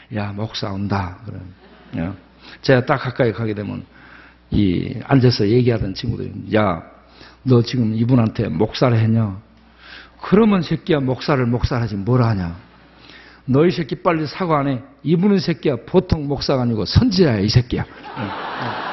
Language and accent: Korean; Jindo, South Jeolla, South Korea; 제가 태어난 고향이 전라남도 진도 조도 섬마을입니다